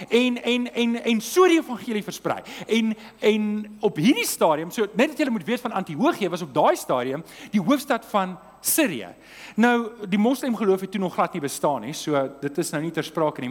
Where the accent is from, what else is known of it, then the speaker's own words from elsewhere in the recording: Transvaal, South Africa; ek kom van die Transvaal af